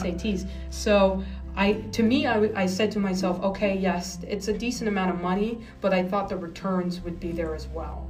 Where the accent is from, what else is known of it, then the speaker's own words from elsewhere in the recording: New Jersey, United States; also born or lived in New Hampshire; I'm originally from New Jersey.